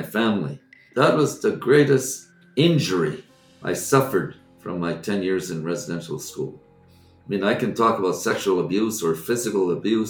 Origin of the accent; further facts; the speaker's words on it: Sagkeeng First Nation, Manitoba, Canada; I'm an Ojibwe. Born and raised in Manitoba, the Saugeen First Nation community, situated at the mouth of the Winnipeg River.